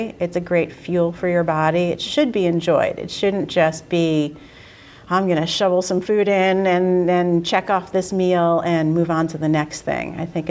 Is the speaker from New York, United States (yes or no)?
yes; New York City, New York, United States; now in Boston, United States; so as I said, I'm from New York. When I go down to New York, New York City.